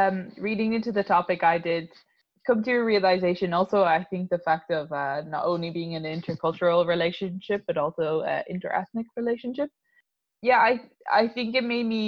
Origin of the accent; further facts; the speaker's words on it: Ireland; I'm from Ireland